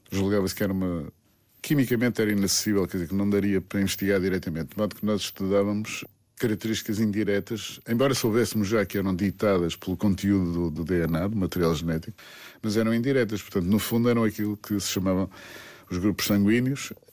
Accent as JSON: {"language": "Portuguese", "country": "Portugal", "tie": "born or raised there", "said": "Quando era miúdo, queria ser arquiteto. Mas quando era miúdo, em Portugal, para ser arquiteto era preciso que o pai, ou pelo menos o tio, já fosse arquiteto."}